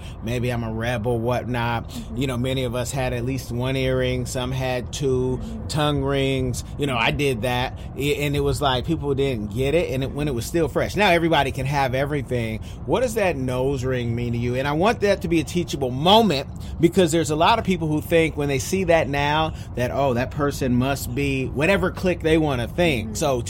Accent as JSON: {"language": "English", "region": "California", "country": "United States", "tie": "born or raised there", "said": "growing up in California"}